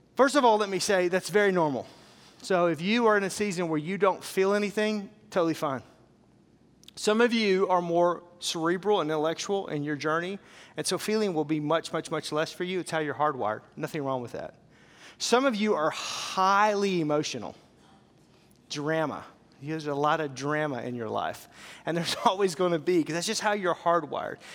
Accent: Fort Smith, Arkansas, United States; I grew up in Arkansas, so I grew up in a town called Fort Smith.

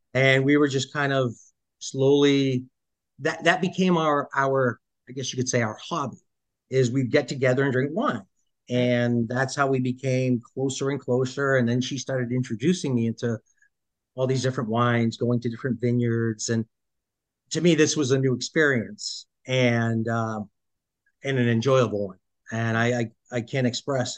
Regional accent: Boston, Massachusetts, United States; moved away as an adult; now in Portland, Maine, United States; born and raised in Massachusetts. Uh, okay. started off early on in uh, Dorchester

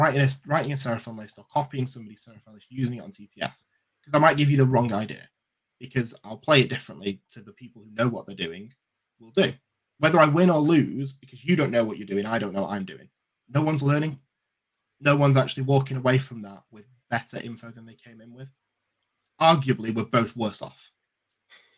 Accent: England, United Kingdom; we're from England

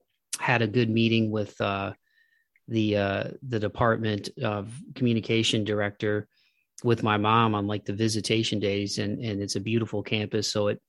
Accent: Toledo, Ohio, United States; I'm from Toledo as well, and I just stayed home and went to the University of Toledo because it was easy to commute.

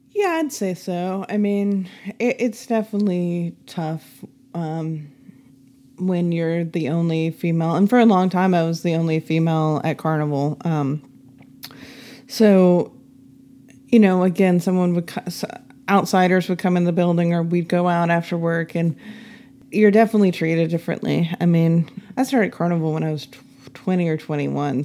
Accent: Nashville, Tennessee, United States; grew up in Nashville whose parents don't have anything to do with music.

